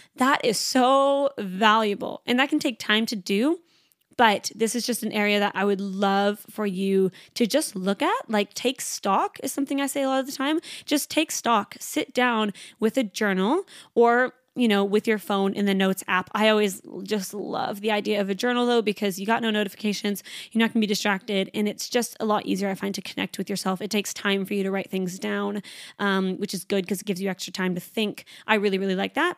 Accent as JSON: {"language": "English", "country": "Canada", "moved": "yes", "lives_now": "Sydney, Australia", "said": "I'm a Canadian girl."}